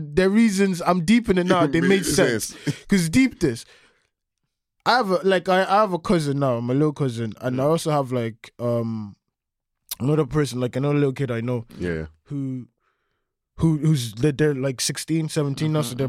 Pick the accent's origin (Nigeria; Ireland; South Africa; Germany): Ireland; Balbriggan, Leinster; I don't think I left Balbriggan